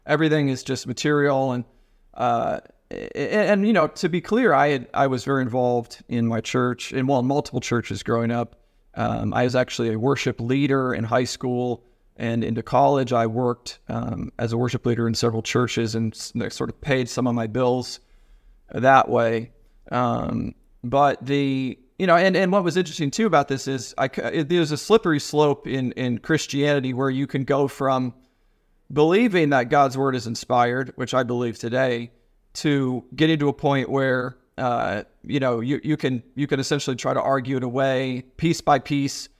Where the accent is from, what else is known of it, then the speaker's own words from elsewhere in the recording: Ohio, United States; moved away; also born or lived in Nashville; I'm from Ohio